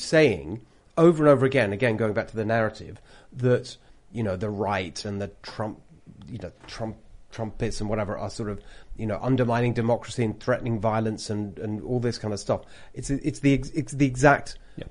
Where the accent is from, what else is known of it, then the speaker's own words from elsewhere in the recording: United Kingdom; accent: British; moved away as an adult; now in California, United States; I've got a British accent